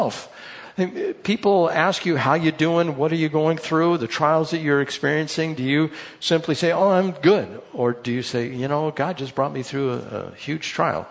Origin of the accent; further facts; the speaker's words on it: United States; we're from America.